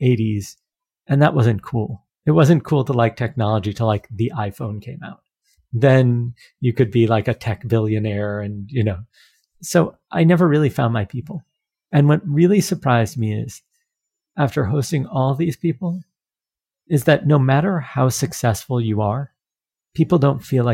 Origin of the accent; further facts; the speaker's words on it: United States; I'm American.